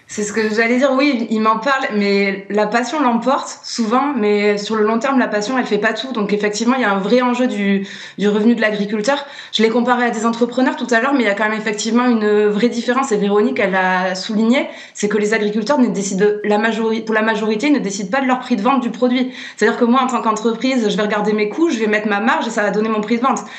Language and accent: French; Landes, Nouvelle-Aquitaine, France; moved away; also born or lived in Paris; j'ai quitté Paris, je me suis rapprochée de mes Landes natales